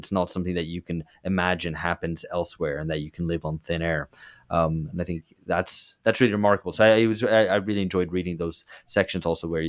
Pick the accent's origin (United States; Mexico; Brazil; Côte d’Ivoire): Brazil; born there; I mean, I was born in Brazil and I've lived here for the past 7 years.